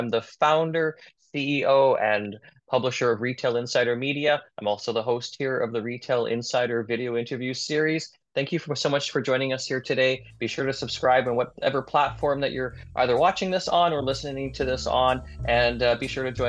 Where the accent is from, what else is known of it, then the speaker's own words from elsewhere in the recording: Cold Lake, Alberta, Canada; I grew up in Cold Lake